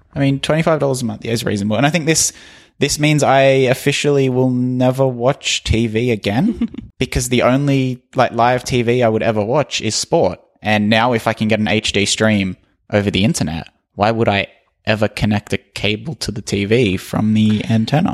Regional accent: Australia; I'm Australian.

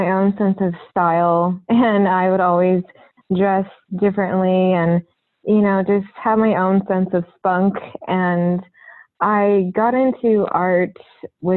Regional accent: Orange County, California, United States; I grew up in Orange County, California, and I currently still live there.

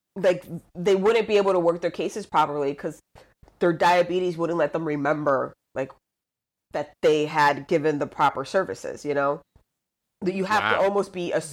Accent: Luquillo, Puerto Rico; moved away as an adult; I was born and raised in Puerto Rico, I, went to school on a military base. So my whole schooling was in English

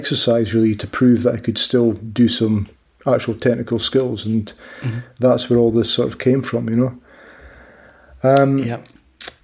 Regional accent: Dundee, Scotland, United Kingdom; I'm actually from Dundee. That's the city that I'm from

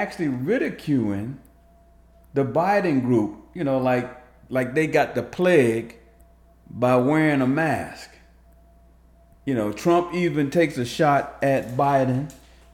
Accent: New Jersey, United States; New Jersey, which, by the way, is my hometown, home state

